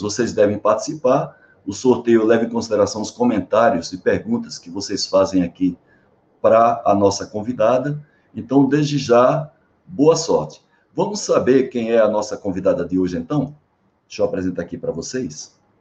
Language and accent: Portuguese; Paraíba, Brazil; also born or lived in João Pessoa; apesar de eu não ter nascido em João Pessoa, mas desde 12 anos de idade, fui, fui eu sou paraibano, né? fui morar em João Pessoa